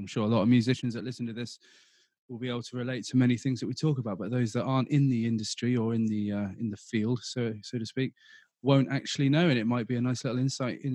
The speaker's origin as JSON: {"language": "English", "region": "southern England", "country": "United Kingdom", "accent": "southern", "said": "my southern accent"}